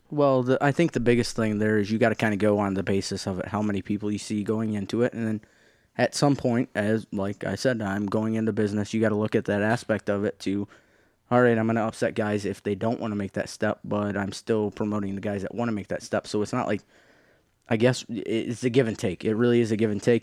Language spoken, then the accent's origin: English; the Thumb, Michigan, United States; I grew up in Thumb